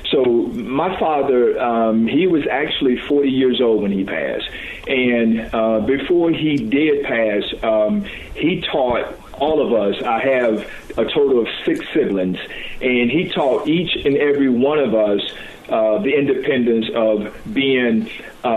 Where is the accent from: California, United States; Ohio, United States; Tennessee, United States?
Tennessee, United States; Chattanooga; I was born in Chattanooga, raised up in the area of St. Elmo